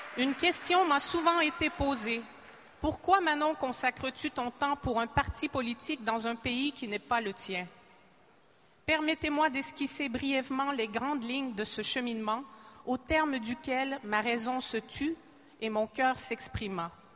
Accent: Quebec, Canada; first language French; mes compatriotes québécois

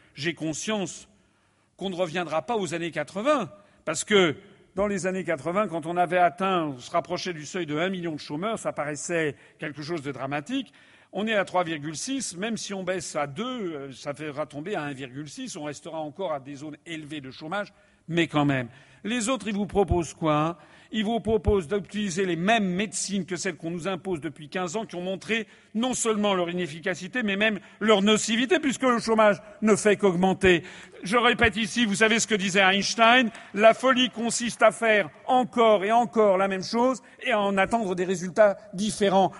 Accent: France; je suis français

